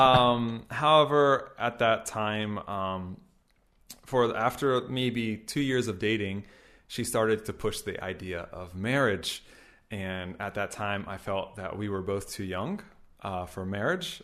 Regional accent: Gainesville, Florida, United States; moved away as an adult; now in Japan; I'm from America. I'm actually from Florida, and I'm 33 years old

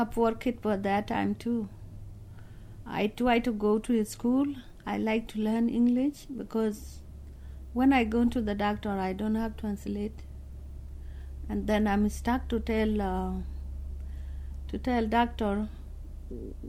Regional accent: South Sudan; English is a second language; moved away as an adult; I'm from South Sudan

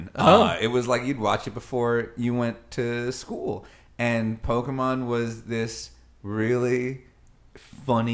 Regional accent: Long Island, New York, United States; I grew up on Long Island, New York.

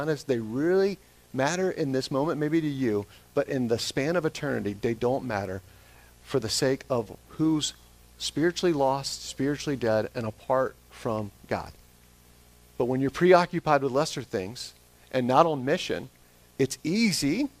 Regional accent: Smyrna, Georgia, United States; moved away; Smyrna, Georgia, where I'm born and raised there

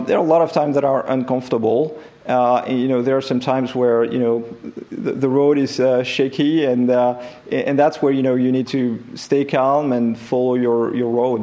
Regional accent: France; accent: French; English is a second language; moved away as an adult; also born or lived in Silicon Valley; my accent will remain French

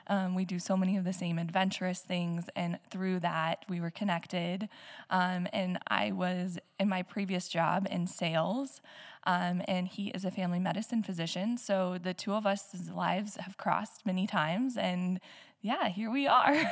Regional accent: Nebraska, United States; now in Black Hills, South Dakota, United States; I am originally from Shatter, Nebraska, but the hills have always been a part of my life

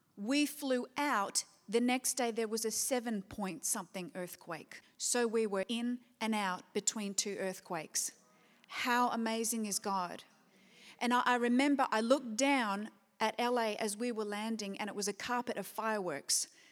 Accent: Perth, Western Australia, Australia; moved away; back in Perth, which I always consider my hometown.

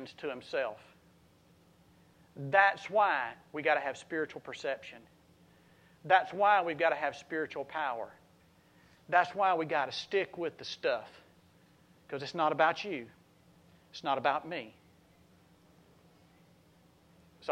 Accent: South Mississippi, United States; now in Bonifay, United States; I came from South Mississippi

